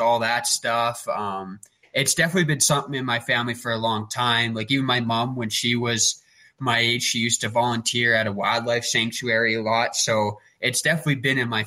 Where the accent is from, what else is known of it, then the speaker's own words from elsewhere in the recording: Acme, Alberta, Canada; I grew up in Acme, Alberta, if you have any idea where that is. It's just really small town, like 600-700 people